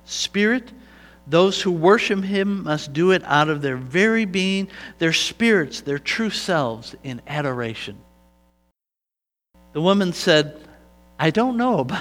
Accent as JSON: {"language": "English", "country": "United States", "said": "I am from the United States of America."}